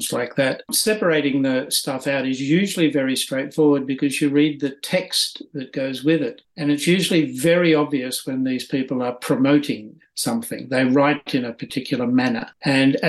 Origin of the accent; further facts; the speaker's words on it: Australia; moved away as an adult; now in Sweden; I spent the first 45 years in Australia.